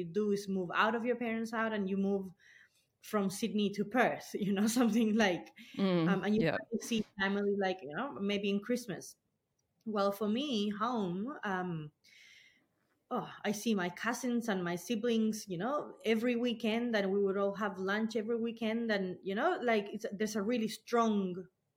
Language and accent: English; Chile; moved away as an adult; now in Blue Mountains, Australia; I'm not originally from Australia. I'm from Chile